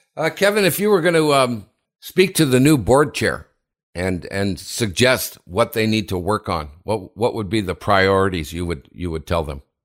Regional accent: Sudbury, Ontario, Canada; Sudbury, my hometown

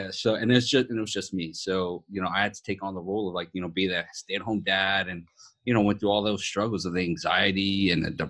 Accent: East Coast, United States; You know, Britt and I are gonna be having a rap battle because we're from the East Coast.

